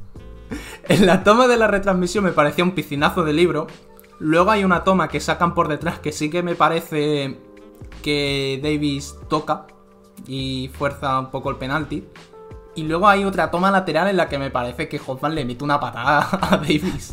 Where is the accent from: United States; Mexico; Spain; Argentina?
Spain; moved away as an adult; siendo un español que ni siquiera vive ni en España ni en Alemania ahora mismo